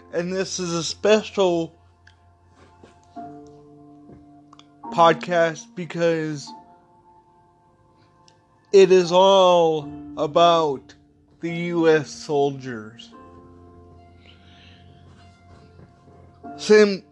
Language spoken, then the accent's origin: English; Midwest, United States; I came from the Midwest